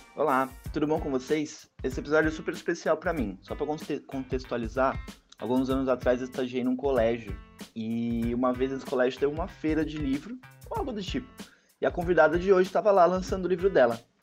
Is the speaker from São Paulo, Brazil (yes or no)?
yes; Santos, São Paulo, Brazil; Santos, que é a minha terra